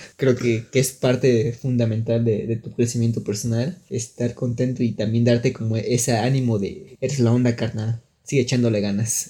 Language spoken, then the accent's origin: Spanish; Mexico; nosotros que somos de México